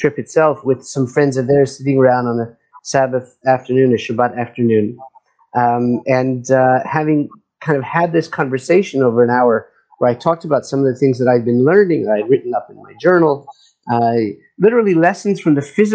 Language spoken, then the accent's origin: English; California, United States; moved away as an adult; also born or lived in Washington, D.C., United States; now in Israel; I grew up in California doing a lot of hiking as a kid, as a teenager